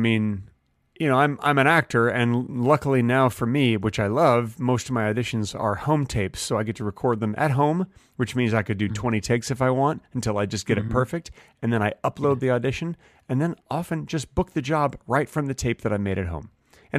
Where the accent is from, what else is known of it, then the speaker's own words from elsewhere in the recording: Dallas, Texas, United States; now in Los Angeles, United States; I moved from Dallas, Texas to Los Angeles, California. And Dallas is a big city, very mm-hmm. business-oriented city.